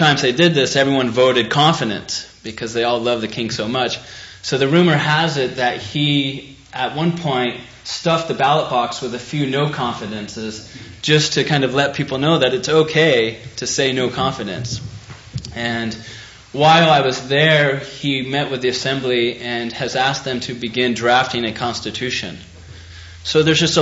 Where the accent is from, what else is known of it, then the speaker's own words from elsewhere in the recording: United States; being an American overseas